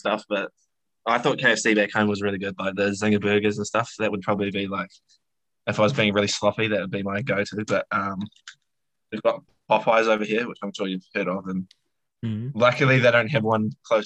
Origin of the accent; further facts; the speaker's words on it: New Zealand; moved away as an adult; now in Boston, United States; as a New Zealander, you grow up watching all the movies